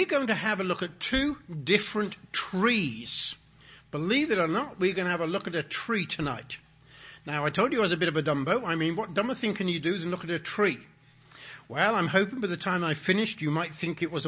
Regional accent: England, United Kingdom; I was born in England

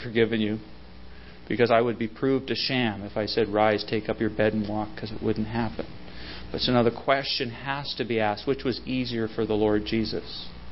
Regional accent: Salmon Arm / Abbotsford, British Columbia, Canada; We moved from Salmon Arm to uh, Abbotsford, British Columbia

